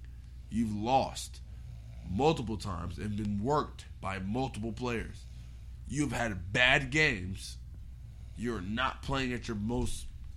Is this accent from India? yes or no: no; Baltimore, Maryland, United States; I go to see my city win.